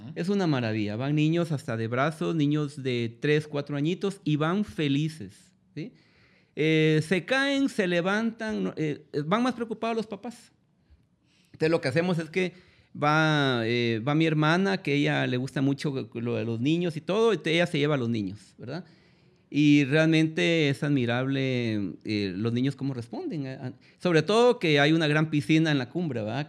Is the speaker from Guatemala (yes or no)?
yes; Guatemala; nosotros mismos como guatemaltecos